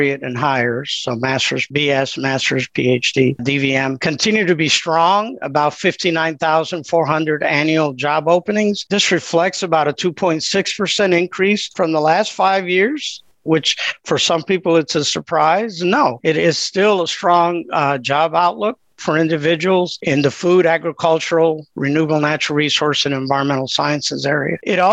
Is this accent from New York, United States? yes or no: no; Illinois, United States; moved away as an adult; also born or lived in North Carolina / Tennessee; now in Indiana, United States; I grew up in Illinois